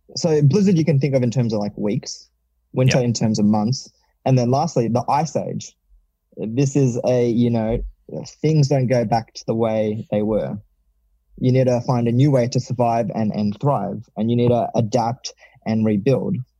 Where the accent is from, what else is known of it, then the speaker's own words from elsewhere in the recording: Melbourne, Victoria, Australia; I've moved back to Melbourne, which is my hometown